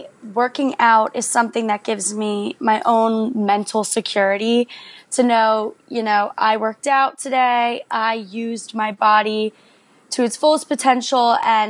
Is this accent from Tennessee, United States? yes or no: no; Philadelphia, Pennsylvania, United States; I'm from Philadelphia